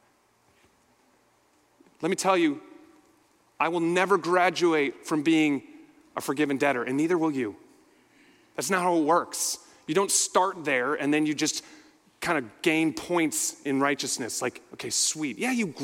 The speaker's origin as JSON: {"language": "English", "town": "Minneapolis", "region": "Minnesota", "country": "United States", "said": "I'm from Minneapolis, so I was right in the middle of all"}